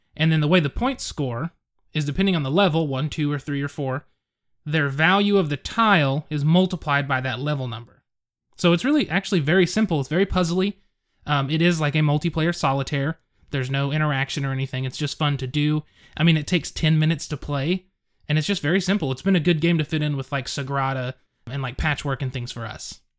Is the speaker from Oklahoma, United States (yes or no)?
yes; Edmond, Oklahoma, United States; my hometown. I live in Edmond, Oklahoma